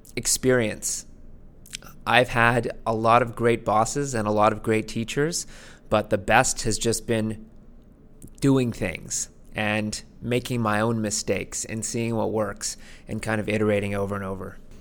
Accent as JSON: {"language": "English", "town": "Vancouver", "region": "British Columbia", "country": "Canada", "tie": "born or raised there", "moved": "yes", "lives_now": "Toronto, Canada", "said": "I grew up in Vancouver"}